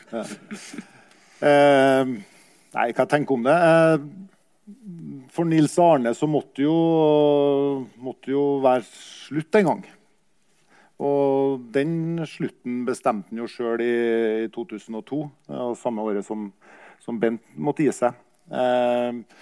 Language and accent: Norwegian; Kyrksæterøra, Trøndelag, Norway; jeg var jo også hjemme på hjemplassen min på Kyrksæterøra